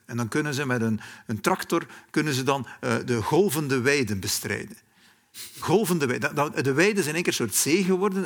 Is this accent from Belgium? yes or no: yes; West Flanders, Belgium; moved away; also born or lived in Germany; in West-Vlaanderen, waar ik vandaan kom